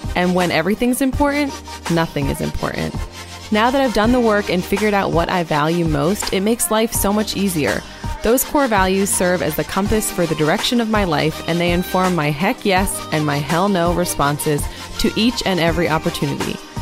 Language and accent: English; Maine, United States; now in Pennsylvania, United States; I was born and raised in Maine, although Pennsylvania is where I live today